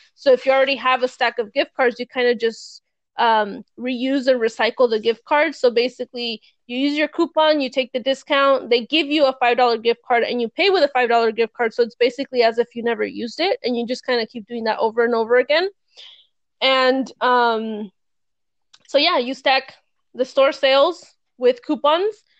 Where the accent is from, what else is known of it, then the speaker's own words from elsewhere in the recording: California, United States; moved away; I'm from California, I used to live there